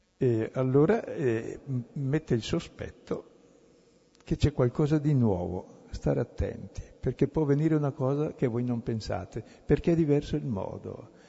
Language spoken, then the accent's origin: Italian; Brescia, Lombardy, Italy; io sono bresciano